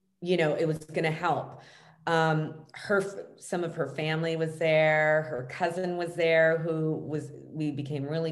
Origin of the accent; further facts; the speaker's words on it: Los Angeles, California, United States; I grew up here in Los Angeles